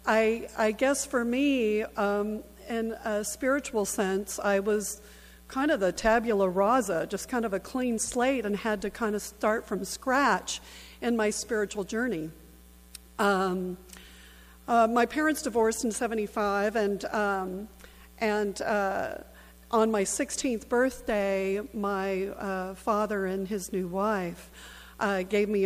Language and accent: English; Southern California, United States; I'm originally from Southern California